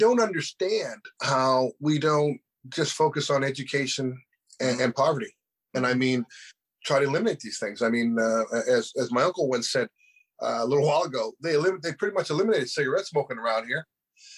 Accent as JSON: {"language": "English", "town": "Halifax", "region": "Nova Scotia", "country": "Canada", "tie": "born or raised there", "said": "I was born right here in Halifax, and really on I can't even mention the name, Maitland Street in Halifax"}